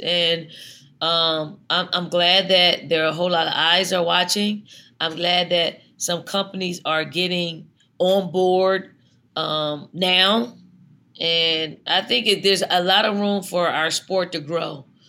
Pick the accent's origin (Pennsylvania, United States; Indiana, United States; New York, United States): Pennsylvania, United States; Philadelphia; moved away; when I was that young, little dirty girl growing up in North Philly